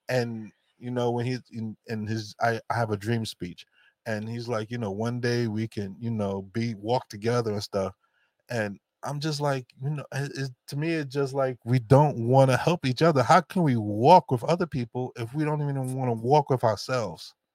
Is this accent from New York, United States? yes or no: yes; New York, United States; as black folks growing up in New York